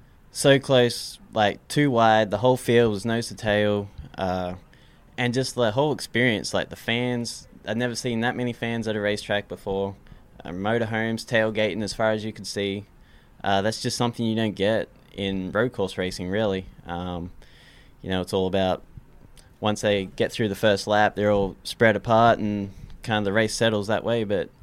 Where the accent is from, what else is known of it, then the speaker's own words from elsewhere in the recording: Australia; I was born and raised in Australia, a small country town in Australia.